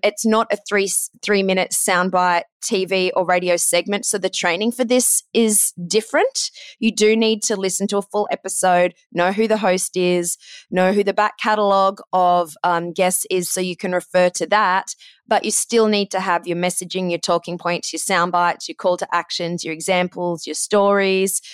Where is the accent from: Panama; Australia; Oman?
Australia; accent: Aussie; moved away as an adult; also born or lived in Ohio, United States / Los Angeles, United States / London, United Kingdom; I'm Australian